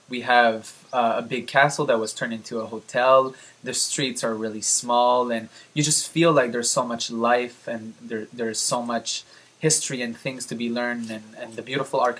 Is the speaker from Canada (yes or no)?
yes; Canada; Well, since I'm from Canada